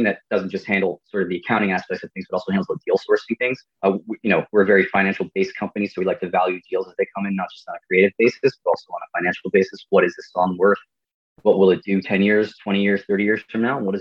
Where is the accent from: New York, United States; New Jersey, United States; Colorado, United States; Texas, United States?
New Jersey, United States; Dumont; also born or lived in Emerson, New Jersey; I'm from the area. I'm from Dumont, which is not too far away